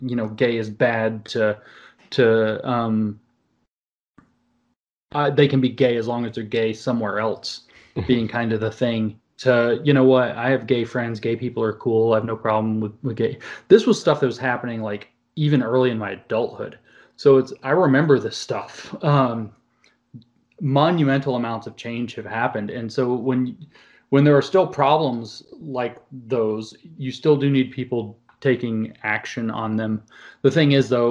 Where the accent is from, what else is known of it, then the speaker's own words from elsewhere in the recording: Southeast, United States; I grew up in the Southeast